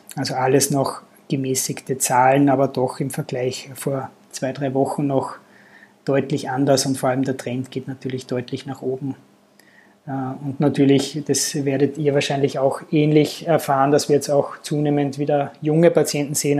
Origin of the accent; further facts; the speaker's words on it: Austria; also born or lived in Linz; bei uns in Österreich